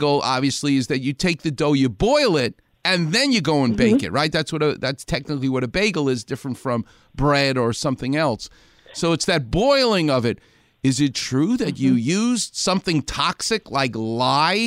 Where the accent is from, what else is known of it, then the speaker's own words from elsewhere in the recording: New York City, New York, United States; now in Los Angeles, United States; I'm from Far Rockaway